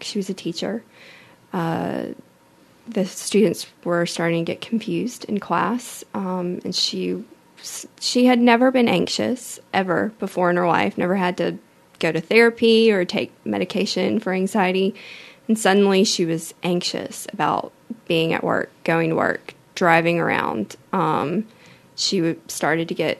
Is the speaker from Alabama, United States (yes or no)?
yes; Mobile, Alabama, United States; also born or lived in Tallahassee, Florida; I'm from Mobile, born and raised.